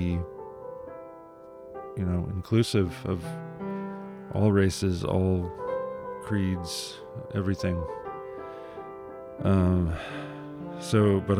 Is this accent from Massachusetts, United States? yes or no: no; Ann Arbor, Michigan, United States; I lived in Ann Arbor, which is pretty close to Detroit, so we got Detroit radio stations, which is pretty much all I listened